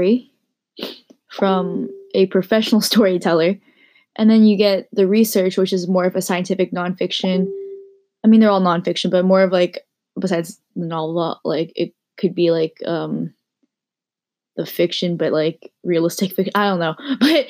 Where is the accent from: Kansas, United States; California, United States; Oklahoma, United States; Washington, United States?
California, United States; Pleasanton; I grew up in Pleasanton, California